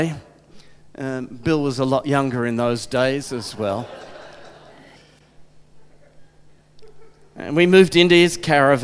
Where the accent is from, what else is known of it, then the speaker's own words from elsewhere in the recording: Geelong, Victoria, Australia; also born or lived in Adelaide, Australia / Crystal Brook, Australia; now in Colac, Australia; We grew up around Geelong and got married in Geelong